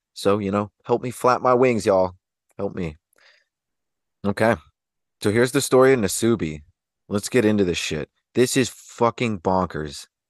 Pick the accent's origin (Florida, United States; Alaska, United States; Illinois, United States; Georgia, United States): Alaska, United States; Anchorage; I was raised in Alaska, so, you know, there's just, there's the minimal things out there, even in the places like Anchorage where I was around